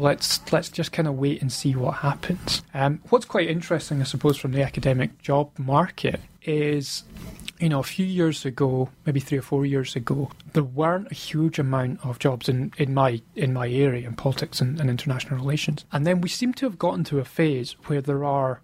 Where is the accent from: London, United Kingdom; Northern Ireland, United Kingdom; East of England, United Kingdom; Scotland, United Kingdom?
Scotland, United Kingdom; being a Scottish sports fan